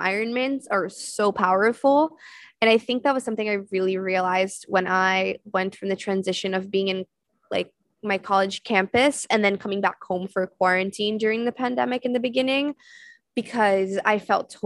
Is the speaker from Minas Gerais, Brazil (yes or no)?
no; São Paulo, Brazil; also born or lived in Florida; now in New York, United States; I grew up in Sao Paulo in Brazil. So I grew up in a big city